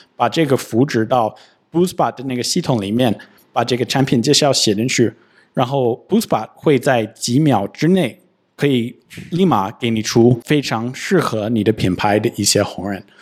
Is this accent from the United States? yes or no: yes; United States; Chinese is a second language; now in China; 我跟Sophia， 我们都是美国人，我们生活在中国